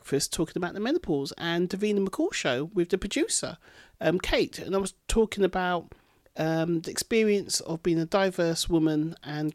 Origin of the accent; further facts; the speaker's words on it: Bedford, East of England, United Kingdom; my hometown of Bedford